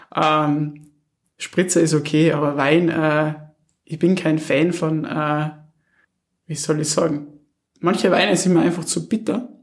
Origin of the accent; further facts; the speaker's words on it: Wallersee, Salzburg surroundings, Austria; moved away; das wirkliche Zuhause, da wo man herkommt, ist auch Salzburg, Salzburger Umland, okay. Wallersee